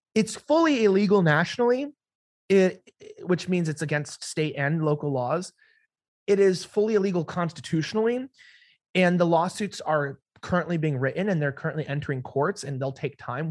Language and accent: English; United States; being an American